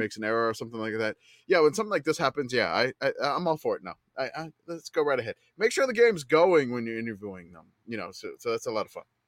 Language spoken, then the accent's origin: English; Louisiana, United States; I grew up in Louisiana